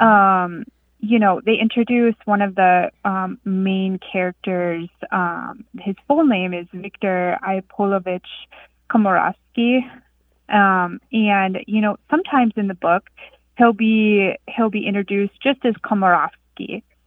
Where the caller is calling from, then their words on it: Marquette, Michigan, United States; I'm calling from Marquette, Michigan.